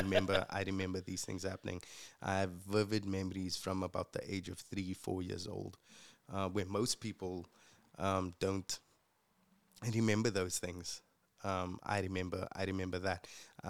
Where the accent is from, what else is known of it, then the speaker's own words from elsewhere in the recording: Retreat, Western Cape, South Africa; I'm the youngest of five kids, and my mom and dad. I grew up in Retreat.